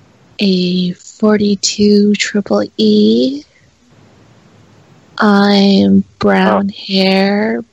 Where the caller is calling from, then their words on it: Nevada, United States; We're calling from Nevada. My sister's on the line, too.